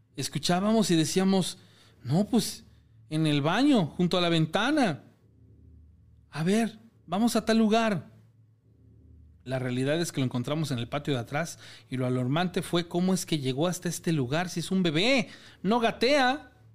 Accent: Mexico; como mexicano

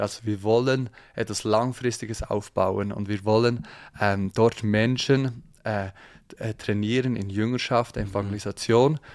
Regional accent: Thun, Bern, Switzerland; aus der Schweiz, man hört es vielleicht. Ähm, ja, ich wohne, ich wohne im, äh, oder aufgewachsen im Berner Oberland, in Thun

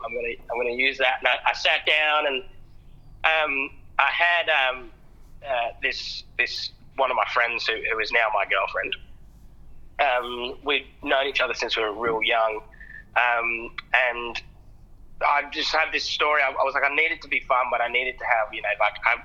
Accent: England, United Kingdom; also born or lived in Adelaide, Australia / Sydney, Australia; now in Australia; I moved from England

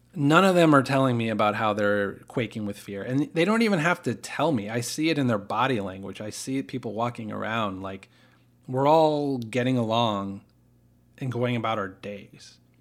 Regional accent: United States; I didn't choose to be an American. I didn't work hard to become an American

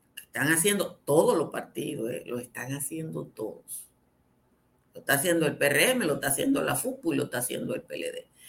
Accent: Dominican Republic

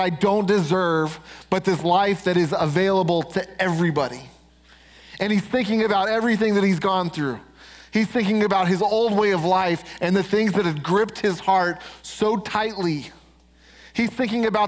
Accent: Denver, Colorado, United States; I'm from Denver. We're right outside Denver

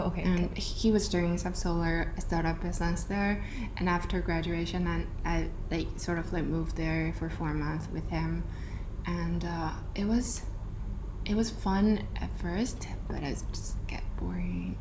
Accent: Dalian, Liaoning, China; moved away as an adult; also born or lived in Shanghai / New York City / Florida; now in Singapore; I was born and raised in China from this um, like a small coastal city called Dalian in northeastern part of China.

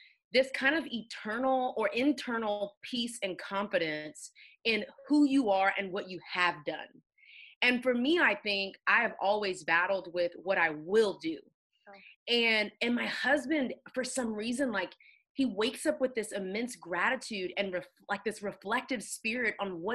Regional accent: Houston, Texas, United States; moved away as an adult; now in Atlanta, United States; born and raised in Houston

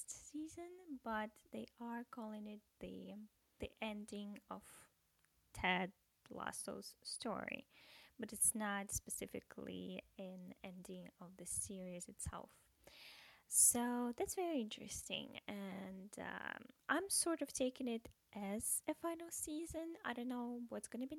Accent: Russia; English is a second language; moved away as an adult; also born or lived in America; now in United States; I'm from Russia, and I moved to America about a year ago

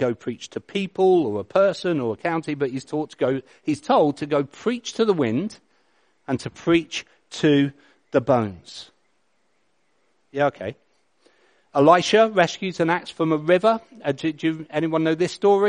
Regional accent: England, United Kingdom; I'm English

